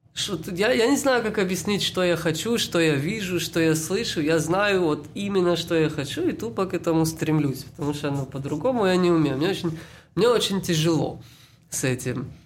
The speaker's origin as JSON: {"language": "Russian", "town": "Beersheba", "region": "Southern District", "country": "Israel", "moved": "yes", "lives_now": "Canada", "said": "Я из Израиля. Если кому-то интересно, из города Бершевы"}